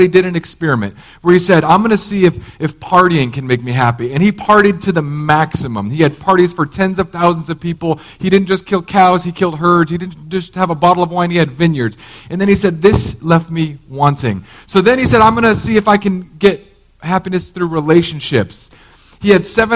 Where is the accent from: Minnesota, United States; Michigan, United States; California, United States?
California, United States; now in Florida, United States; As a Californian, we just, like, you just were what you were. But in Florida, I'm like, hey, my vote counts here.